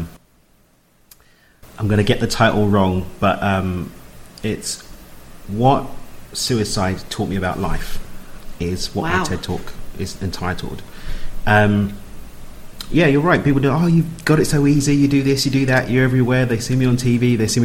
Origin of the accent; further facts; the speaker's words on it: London, United Kingdom; I'm from East London